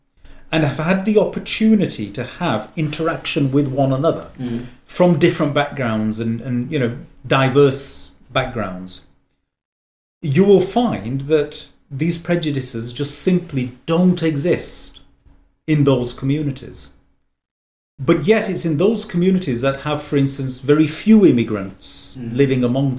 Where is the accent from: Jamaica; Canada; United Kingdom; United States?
United Kingdom; England; I speak as somebody who's born and brought up in England, as to immigrant parents, and has had a very positive experience.